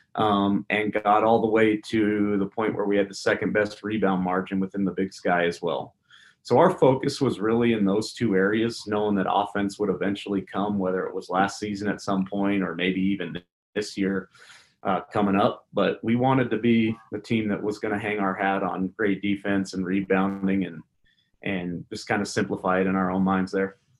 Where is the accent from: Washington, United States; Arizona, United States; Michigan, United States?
Washington, United States; Spokane; moved away; I was from Spokane